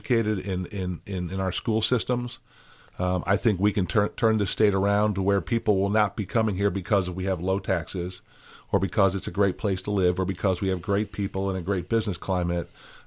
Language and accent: English; St. Louis, Missouri, United States; moved away as an adult; also born or lived in Wisconsin; now in Tennessee, United States; I grew up in St. Louis, Missouri.